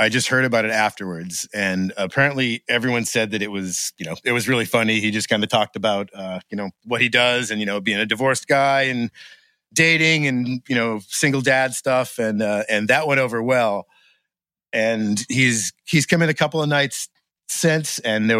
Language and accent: English; Gardiner, Maine, United States; also born or lived in Boston; I grew up in Maine.